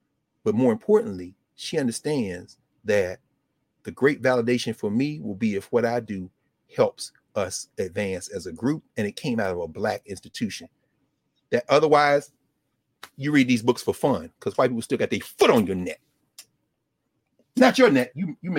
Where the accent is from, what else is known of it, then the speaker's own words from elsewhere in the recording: Nashville, Tennessee, United States; they were my hometown. I'm from Nashville, right?